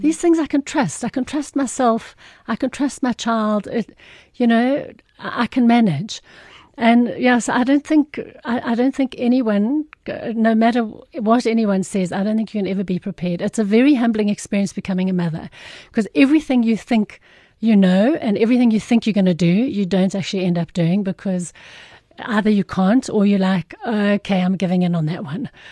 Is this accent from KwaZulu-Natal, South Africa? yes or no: no; Irene, Gauteng, South Africa; I was born, I, I'm from Irene, which is just between Pretoria and Joburg